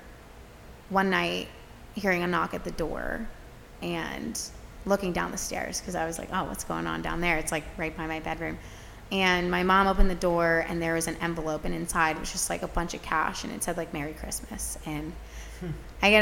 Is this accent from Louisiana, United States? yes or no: no; Gilbertsville, Pennsylvania, United States; I'm originally from Gilbertsville, Pennsylvania. That's about 40 minutes west of Philadelphia